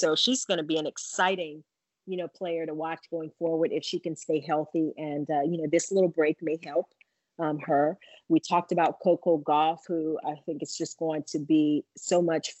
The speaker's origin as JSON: {"language": "English", "region": "Louisiana", "country": "United States", "said": "And I mean, I'm from Louisiana, it's hot, like Texas, and the big deal, we got bayous"}